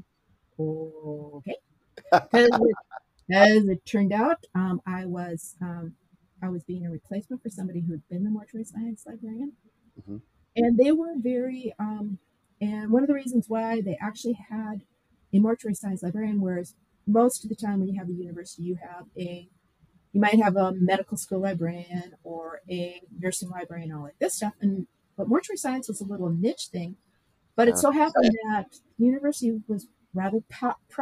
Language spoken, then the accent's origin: English; Minnesota, United States; moved away as an adult; now in Wisconsin, United States; I came from Minnesota, and we retired back to his childhood home.